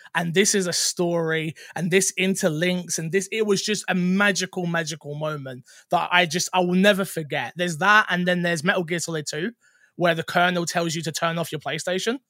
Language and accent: English; London, United Kingdom; I used to be a full-time musician, um, from London. You can probably tell from my accent.